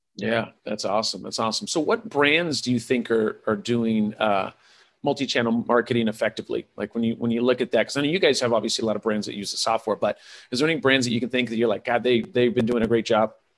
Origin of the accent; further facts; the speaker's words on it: California, United States; was raised by hippies in California